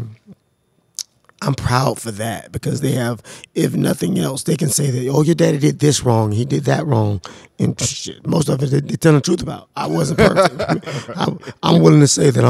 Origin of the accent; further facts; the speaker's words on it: Jacksonville, Florida, United States; I grew up in Florida, Jacksonville, Florida